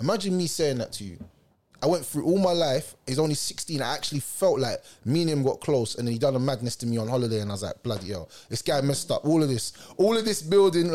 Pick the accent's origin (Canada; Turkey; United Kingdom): United Kingdom; London; I'm from South